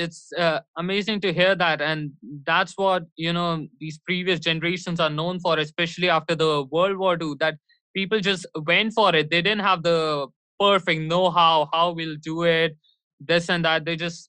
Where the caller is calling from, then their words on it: New Delhi, Delhi, India; I'm live from New Delhi, India. And it's so freaking cold that if during any part, yeah, I don't even feel like moving my limbs.